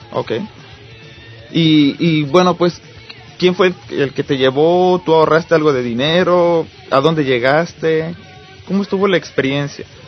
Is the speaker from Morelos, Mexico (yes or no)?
yes; Cuernavaca, Morelos, Mexico; yo este crecí en Cuernavaca